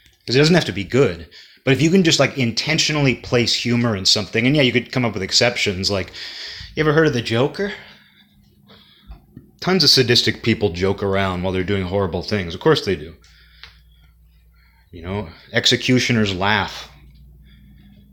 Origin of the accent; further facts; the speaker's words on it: United States; kid growing up in America